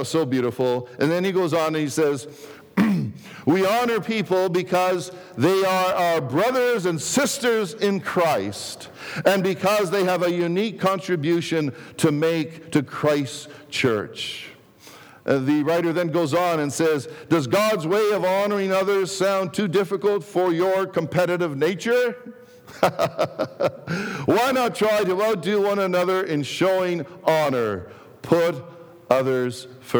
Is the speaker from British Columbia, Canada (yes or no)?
no; Toronto, Ontario, Canada; English is a second language; also born or lived in Greece; growing up south of Pape and Danforth